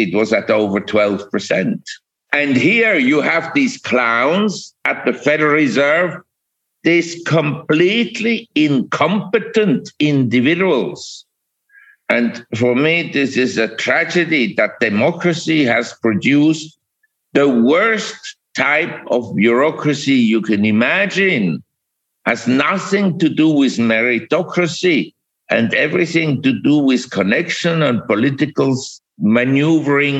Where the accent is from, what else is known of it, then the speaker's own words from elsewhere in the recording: Switzerland; moved away as an adult; also born or lived in Geneva, Switzerland / Zurich, Switzerland / New York, United States; I was born in Switzerland and I grew up in Geneva and Zurich